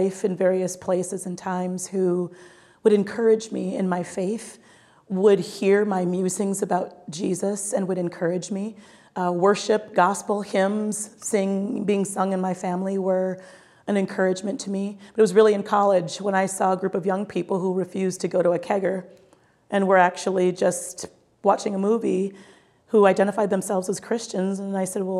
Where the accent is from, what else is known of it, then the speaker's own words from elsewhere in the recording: Minnesota, United States; growing up in the state of Minnesota as a Black Catholic